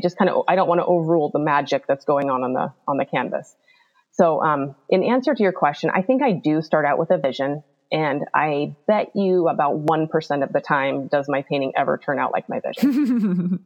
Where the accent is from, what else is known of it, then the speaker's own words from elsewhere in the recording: Alaska, United States; now in Bigfork, United States; I grew up in Alaska, right on the Pacific Ocean